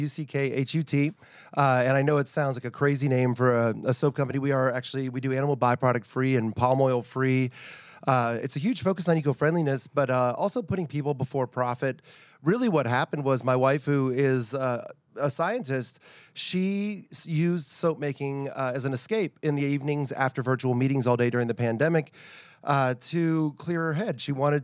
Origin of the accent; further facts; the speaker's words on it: Virginia, United States; I'm actually from Northern Virginia originally, and Civil War is a huge thing up there.